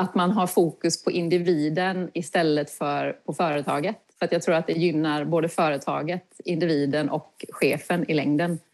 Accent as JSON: {"language": "Swedish", "region": "Kalmar County", "country": "Sweden", "tie": "born or raised there", "moved": "yes", "said": "Jag är uppvuxen på Öland"}